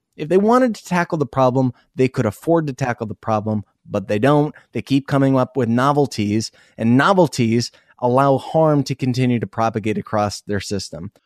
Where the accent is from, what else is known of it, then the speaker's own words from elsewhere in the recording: Iowa, United States; moved away; also born or lived in South Dakota; I grew up in Iowa